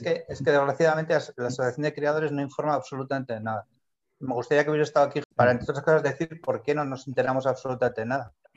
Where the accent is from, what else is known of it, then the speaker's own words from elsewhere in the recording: San Sebastián, Basque Country, Spain; moved away; mi pueblo sí es Donosti